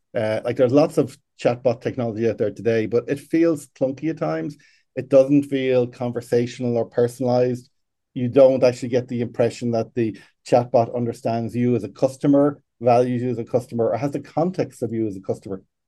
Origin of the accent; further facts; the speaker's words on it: Ireland; I am from Ireland, but currently sitting in Chicago